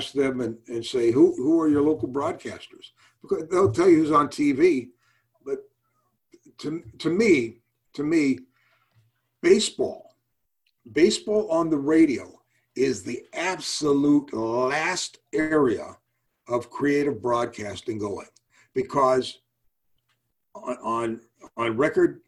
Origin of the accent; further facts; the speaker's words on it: St. Louis, Missouri, United States; moved away as an adult; also born or lived in Boston; now in Houston, United States; I grew up in St. Louis, living in the Midwest.